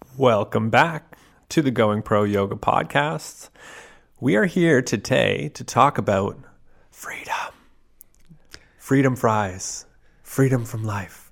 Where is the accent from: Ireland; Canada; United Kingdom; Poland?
Canada; as a Canadian